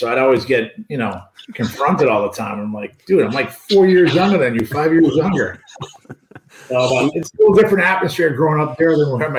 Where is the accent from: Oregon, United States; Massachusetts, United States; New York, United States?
Massachusetts, United States; Boston; moved away as an adult; now in St. Louis, United States; I grew up in East Boston, obviously.